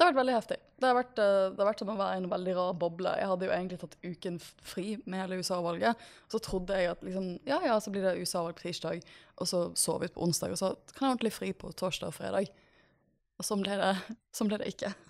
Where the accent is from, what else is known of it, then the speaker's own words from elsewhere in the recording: Norway; jeg har ikke bodd hjemme i Norge under et amerikansk presidentvalg ja, siden 2004